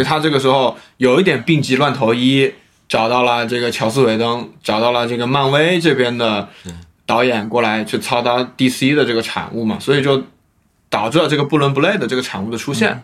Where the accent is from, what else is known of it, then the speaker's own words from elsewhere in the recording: China; 我们大陆这边也是有响应的